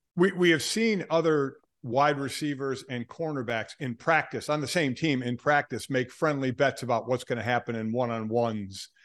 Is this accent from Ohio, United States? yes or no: yes; Cleveland, Ohio, United States; I'm from Cleveland